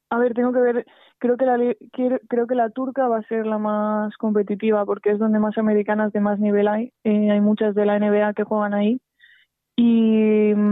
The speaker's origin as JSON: {"language": "Spanish", "country": "Spain", "said": "Entonces, bueno, eso a mí no me gusta como española, la verdad."}